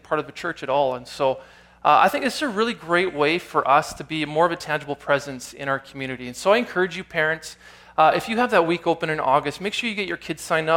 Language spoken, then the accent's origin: English; Canada; also born or lived in Nelson, British Columbia; I'm Canadian, this is part of who I am, this is my identity